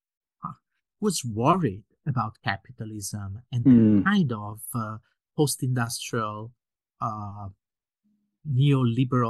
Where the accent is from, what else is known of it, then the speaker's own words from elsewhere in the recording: Italy; I was born in 1971 in Italy